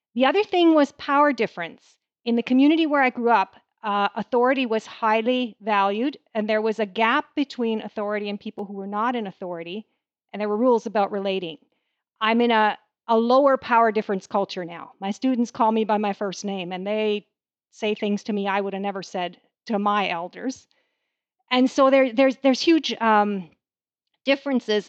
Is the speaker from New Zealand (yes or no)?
no; Canada; I am a Canadian